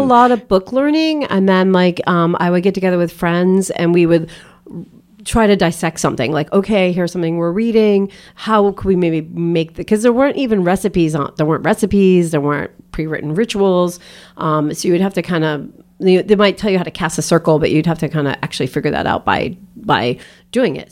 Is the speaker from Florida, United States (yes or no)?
no; outside of Boston, Massachusetts, United States; I grew up outside of Boston